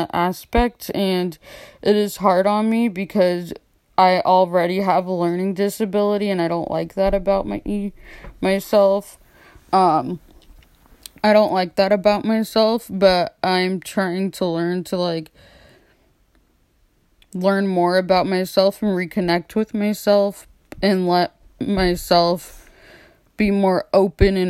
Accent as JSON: {"language": "English", "town": "Austin", "region": "Texas", "country": "United States", "moved": "yes", "said": "in Austin, where I'm from, since I'm in a different state"}